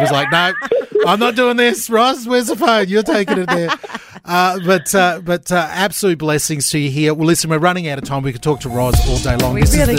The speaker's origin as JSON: {"language": "English", "country": "Australia", "tie": "born or raised there", "said": "especially growing up in Australia, is the rhyming slang. Australian rhyming slang."}